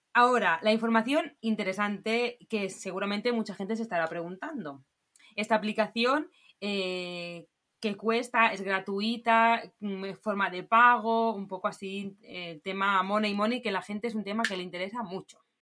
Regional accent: Barcelona, Catalonia, Spain; nosotros somos de Barcelona

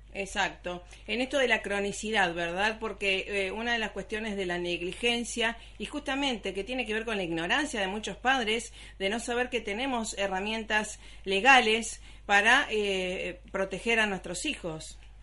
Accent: Rosario, Santa Fe, Argentina; moved away; allá en Rosario, mi Rosario natal

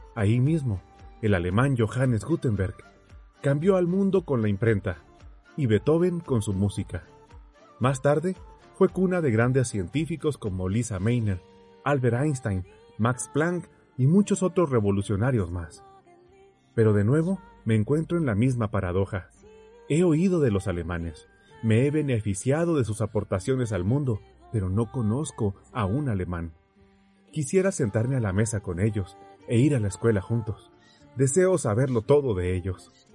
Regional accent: Mexico; en mi país, México, casi no hay extranjeros viviendo entre nosotros

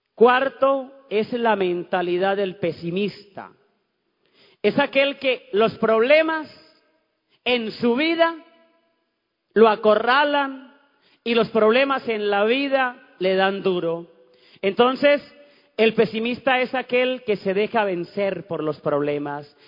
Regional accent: Ocaña, Norte de Santander, Colombia; moved away; cuando fui a mi pueblo, allá en Ocaña, en Santander

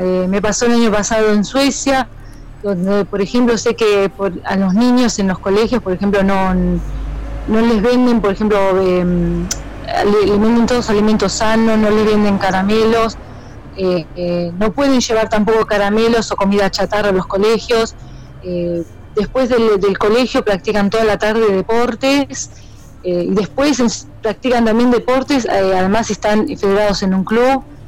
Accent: Argentina; moved away as an adult; now in Iceland; como nosotras argentinas

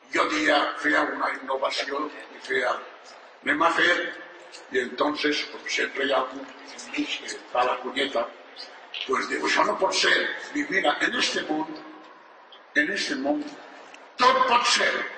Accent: Valencian Community, Spain; Som valencians, mai catalans

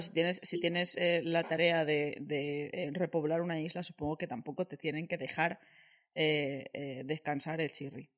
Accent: Valencian Community, Spain; yo siendo valenciana

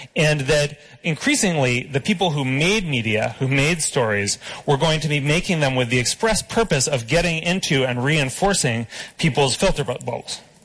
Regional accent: United States; I'm an American

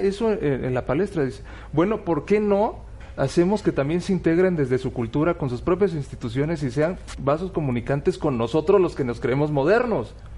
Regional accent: Mexico; a nosotros los mexicanos, como mexicanos modernos

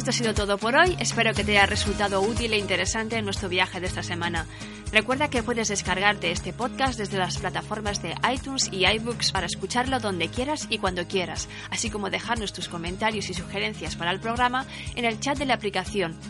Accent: Valencia, Valencian Community, Spain; Como valenciana, he disfrutado muchísimo conociendo la verdadera historia de las fiestas de mi ciudad

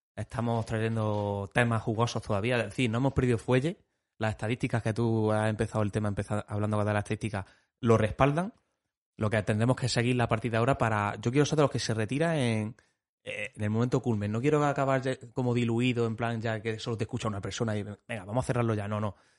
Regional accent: Pozoblanco, Andalusia, Spain; los que somos de Pozo Blanco

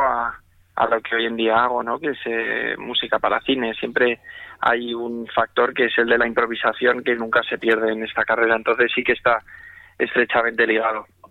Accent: Spain; moved away as an adult; como español que soy

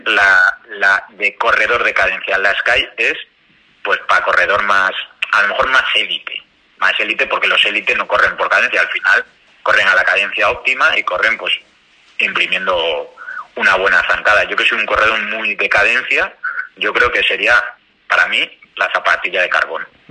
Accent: León, Castile and León, Spain; yo soy de León y en León tenemos una tienda referencia

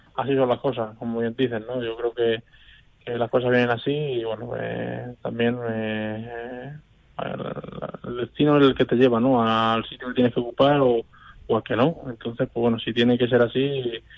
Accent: Albacete, Castilla-La Mancha, Spain; la afición de mi tierra

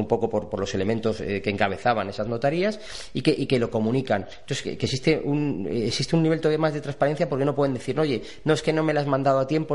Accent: Spain; como buenos españoles

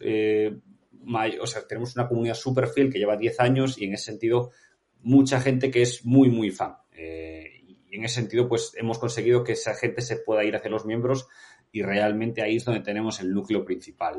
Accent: Vigo, Galicia, Spain; yo soy de Vigo y me encanta el Celta

